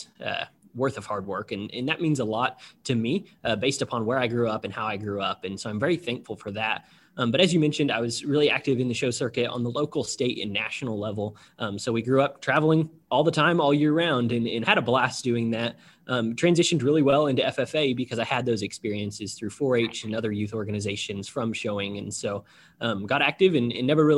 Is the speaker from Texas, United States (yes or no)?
no; Nevada, Missouri, United States; moved away as an adult; now in Indianapolis, United States; I grew up in Nevada, Missouri, or south of Nevada